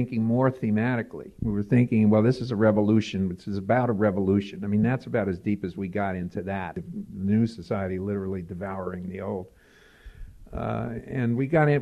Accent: New York City, New York, United States; now in Pittsburgh, United States; I grew up in New York, and I fled. You know, I never knew about Manhattan. I was a Bronx kid

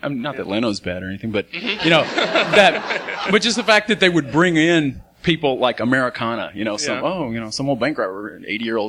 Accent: Huntsville, Texas, United States; which I was from Huntsville, Texas, kind of these East Texas towns.

